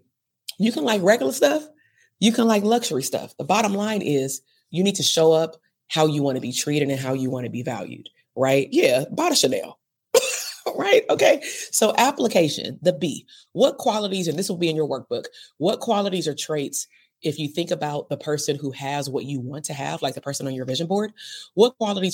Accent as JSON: {"language": "English", "town": "Compton", "region": "California", "country": "United States", "tie": "born or raised there", "said": "I'm from Compton. I lived in Compton all the way to 39"}